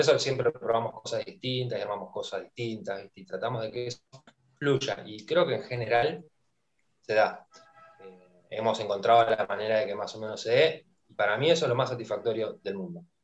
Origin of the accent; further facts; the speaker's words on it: Argentina; lo que nos ha dado eh, lo deportivo como argentinos